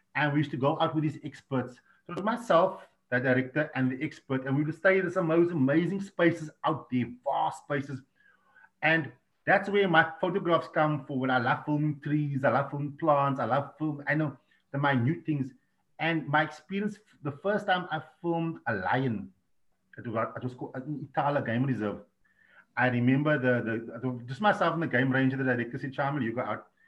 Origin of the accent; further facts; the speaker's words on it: Cape Town, Western Cape, South Africa; moved away; I'm from Africa